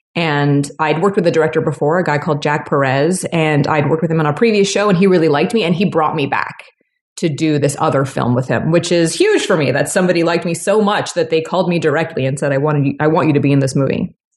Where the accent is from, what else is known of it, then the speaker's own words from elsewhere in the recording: Toronto, Ontario, Canada; moved away; I'm from Toronto originally